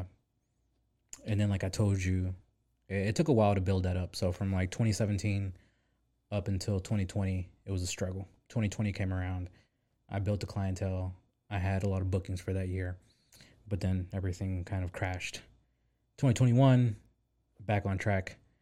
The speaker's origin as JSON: {"language": "English", "town": "Pine Bluff", "region": "Arkansas", "country": "United States", "also_born_or_lived": "San Diego / Little Rock", "said": "I'm originally from Pine Bluff, Arkansas, the hood"}